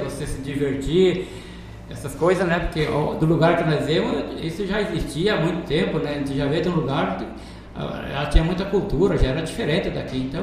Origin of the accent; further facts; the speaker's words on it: Ronda Alta, Rio Grande do Sul, Brazil; moved away as an adult; now in Lucas do Rio Verde, Brazil; eu vim lá do Rio Grande do Sul, município de Ronda Alta